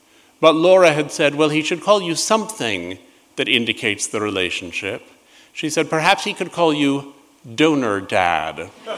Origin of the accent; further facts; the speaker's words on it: New York, United States; a building just a few doors down from the one where I grew up in New York.